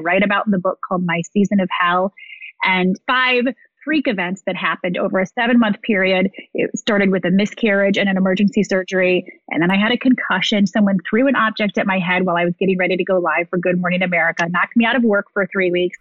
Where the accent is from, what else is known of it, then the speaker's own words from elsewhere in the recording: Midwest, United States; moved away as an adult; also born or lived in Ohio / Chicago / New York; born and raised in the Midwest